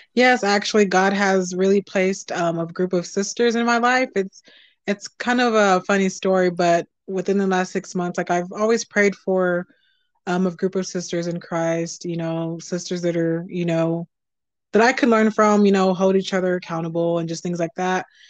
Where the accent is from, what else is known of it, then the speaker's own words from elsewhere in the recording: Texas, United States; I'm a Southern girl. I'm from Texas.